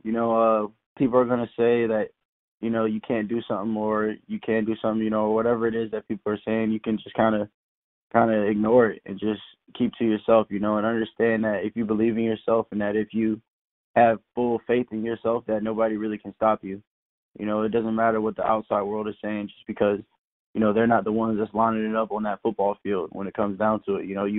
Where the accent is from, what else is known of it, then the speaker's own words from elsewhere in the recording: Tampa, Florida, United States; also born or lived in South Carolina / Savannah / Puerto Rico / Charleston; And then I ended up in Tampa around second grade, I think it was. And then I've been in Tampa ever since